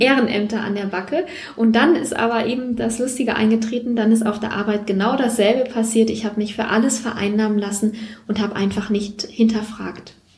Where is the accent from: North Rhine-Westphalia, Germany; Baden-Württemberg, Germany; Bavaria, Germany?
North Rhine-Westphalia, Germany; Siegerland; ich komme aus dem Siegerland, die kleine Schwester vom Sauerland